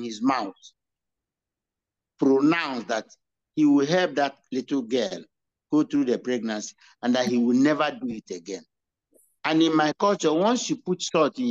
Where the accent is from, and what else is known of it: Igbo, Igboland, Nigeria